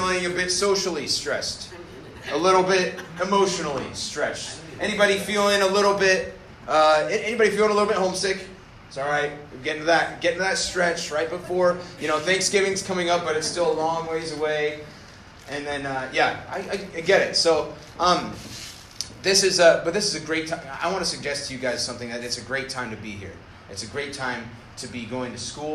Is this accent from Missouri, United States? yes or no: no; North Idaho, United States; I grew up in North Idaho